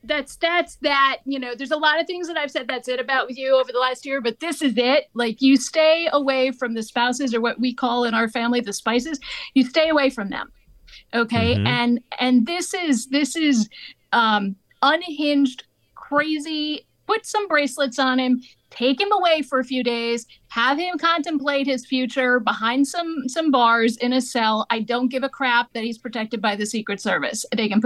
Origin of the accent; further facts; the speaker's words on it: Maine, United States; born there; And I was born in Maine.